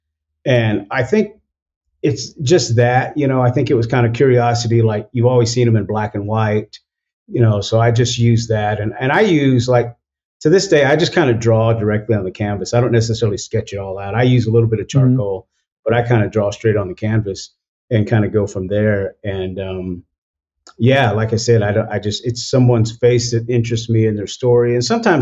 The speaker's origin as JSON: {"language": "English", "region": "Oklahoma", "country": "United States", "tie": "born or raised there", "said": "growing up in Oklahoma"}